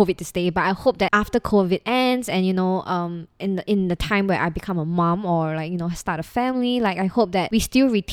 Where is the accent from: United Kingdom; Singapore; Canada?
Singapore; it's safe, and I grew up here. I'm Singaporean